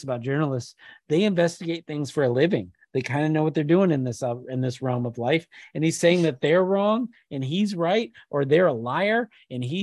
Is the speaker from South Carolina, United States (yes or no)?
no; Michigan, United States; I'm from Michigan.